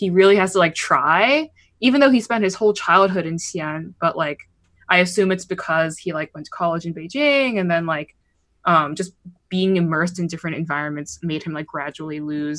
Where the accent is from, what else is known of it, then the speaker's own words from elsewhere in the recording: Pittsburgh, Pennsylvania, United States; growing up in Pittsburgh, I absorbed certain Pittsburgh slang terms